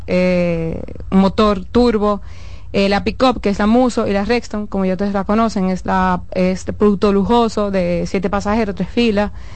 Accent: Cibao, La Vega, Dominican Republic; also born or lived in Santo Domingo; somos veganos, somos del Cibao

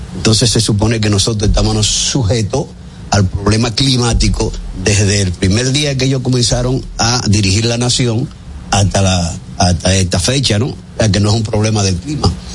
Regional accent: Dominican Republic; yo, que soy dominicano

